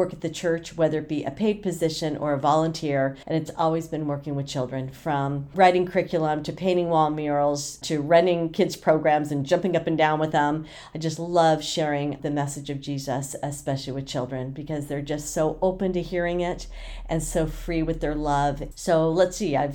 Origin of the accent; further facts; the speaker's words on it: Oceanside, California, United States; also born or lived in San Diego, California; I was born and raised in Oceanside, California